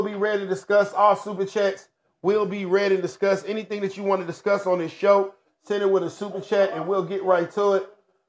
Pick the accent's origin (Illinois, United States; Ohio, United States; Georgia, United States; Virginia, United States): Georgia, United States; Hinesville; I'm from Hinesville, Georgia.